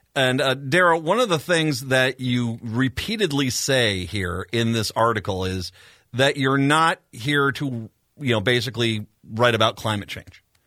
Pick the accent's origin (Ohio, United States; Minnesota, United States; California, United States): Minnesota, United States; I take in feeding my kids as a Minnesotan would